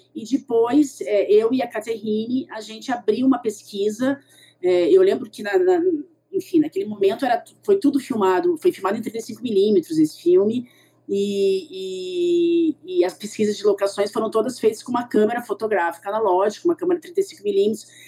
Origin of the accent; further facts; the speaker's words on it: Curitiba, Paraná, Brazil; moved away as an adult; also born or lived in São Paulo; eu sou curitibana